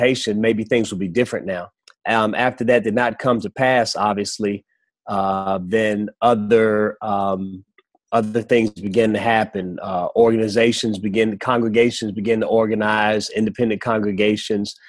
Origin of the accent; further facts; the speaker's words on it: Washington, District of Columbia, United States; moved away as an adult; also born or lived in Hampton, Virginia / Chattanooga, Tennessee / Kentucky; now in Maryland, United States; I'm from the Washington, D.C. area, and I went to college in Hampton, Virginia